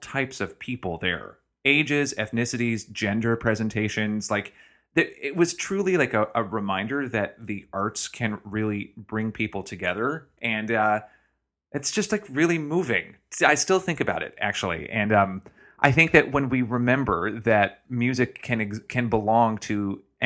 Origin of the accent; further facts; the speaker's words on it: Chattanooga, Tennessee, United States; my hometown of Chattanooga, Tennessee